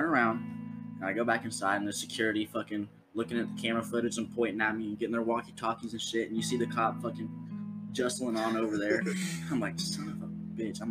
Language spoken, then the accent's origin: English; Ohio, United States; I'm like, Ohio